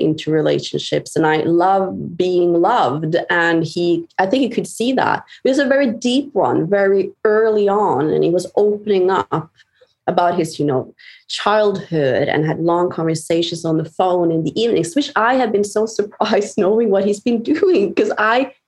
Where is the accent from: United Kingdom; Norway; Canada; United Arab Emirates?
Norway; I'm from Norway